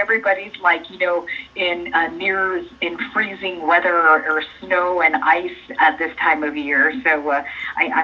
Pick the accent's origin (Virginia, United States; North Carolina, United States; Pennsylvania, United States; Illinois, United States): Illinois, United States; Danville; my childhood nickname from where I grew up in Danville, Illinois.